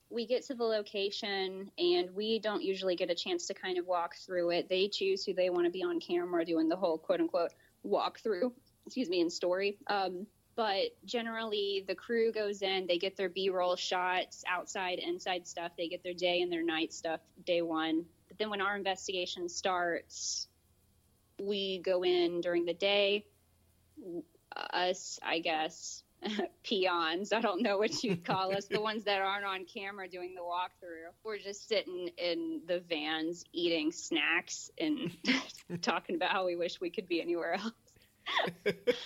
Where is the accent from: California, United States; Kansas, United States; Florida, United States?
Florida, United States; Polk County, Central; born or raised there